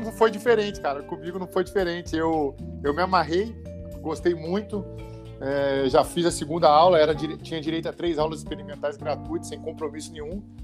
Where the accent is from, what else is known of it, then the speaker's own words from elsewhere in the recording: Ubá, Minas Gerais, Brazil; sou do interior, né, sou de Ubar, Minas Gerais